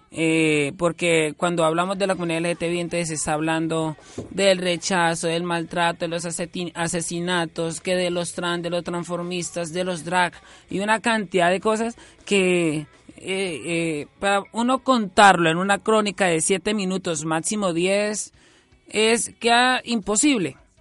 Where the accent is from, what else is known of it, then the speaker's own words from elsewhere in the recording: Cáchira, Norte de Santander, Colombia; now in Bucaramanga, Colombia; yo nací aquí en Bucaramanga en el 95 esto, cuando cumplí tres, dos años y medio me llevaron a vivir una finca, Cachira Norte, Santander